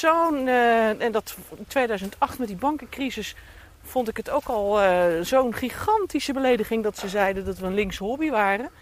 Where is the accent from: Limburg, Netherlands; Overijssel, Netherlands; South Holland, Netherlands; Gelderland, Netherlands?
South Holland, Netherlands; Rotterdam; accent: Rotterdams; moved away as an adult; now in Dordrecht, Netherlands; ik ben opgeborgen getogen in Schiebroek, Buitenwijk voor Rotterdam